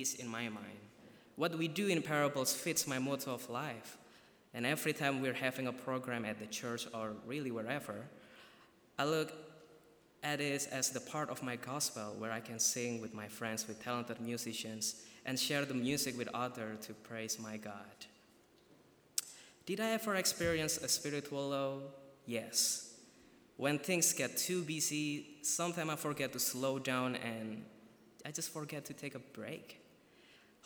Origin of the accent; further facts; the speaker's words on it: Surakarta, Central Java, Indonesia; moved away as an adult; now in Goshen, United States; I'm from Surakarta, Indonesia